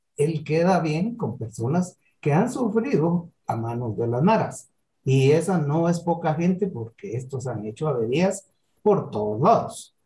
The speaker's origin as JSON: {"language": "Spanish", "country": "Guatemala", "said": "Para nosotros como guatemaltecos"}